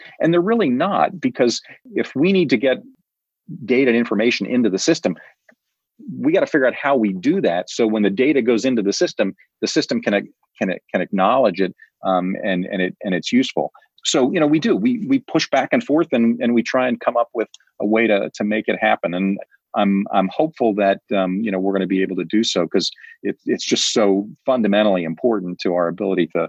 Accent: Prairie Village, Kansas, United States; moved away as an adult; now in New Hampshire, United States; I grew up in the Midwest, and I grew up in a town called Prairie Village.

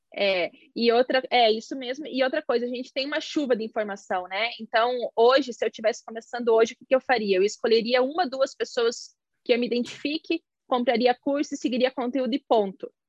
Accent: Santa Catarina, Brazil; eu sou de Santa Catarina

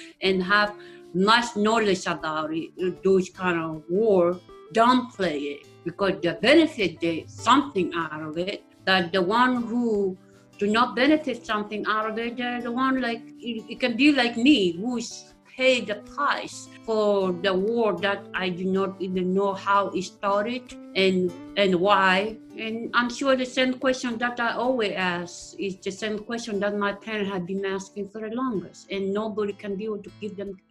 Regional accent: Uganda; now in Austin, United States; I was born and raised in East Africa, Uganda.

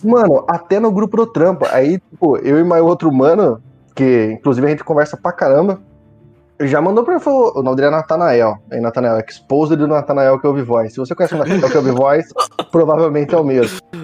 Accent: Brazil; como brasileiro

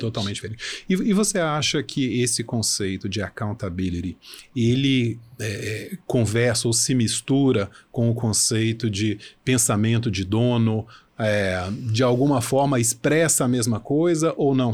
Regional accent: Brazil; nós, como brasileiros

